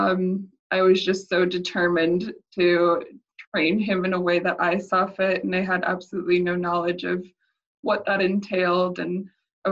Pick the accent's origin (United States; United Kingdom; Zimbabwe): United States; the state that I'm from within the US